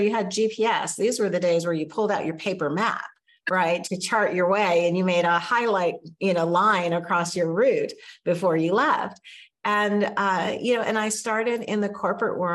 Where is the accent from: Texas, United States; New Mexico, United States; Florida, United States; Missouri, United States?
New Mexico, United States; moved away as an adult; also born or lived in Oakland, California / Washington, D.C. area; I grew up in New Mexico, and so I did go to college there.